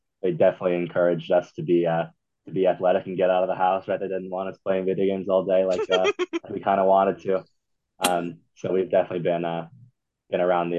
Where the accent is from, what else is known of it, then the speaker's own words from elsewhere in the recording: Manhattan Beach, California, United States; moved away as an adult; now in Utah, United States; we're from Manhattan Beach, California. So that's a suburb of LA. It's probably, 15 minutes south of Santa Monica